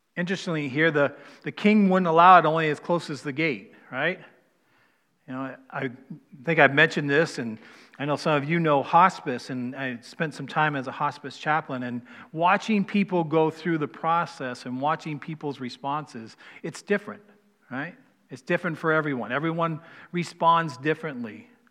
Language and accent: English; East Coast, United States; moved away; I'm from the East Coast